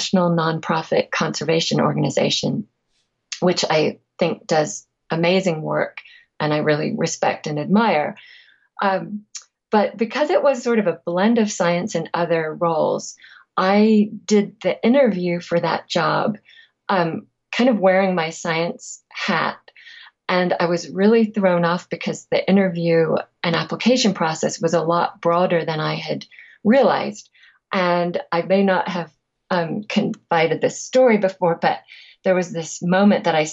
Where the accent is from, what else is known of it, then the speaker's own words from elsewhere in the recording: England, United Kingdom; I'm also from England